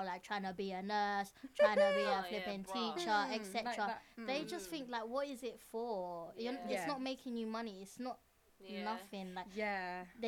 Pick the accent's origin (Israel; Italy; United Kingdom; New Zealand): United Kingdom; London; us who were born and raised in London, East London.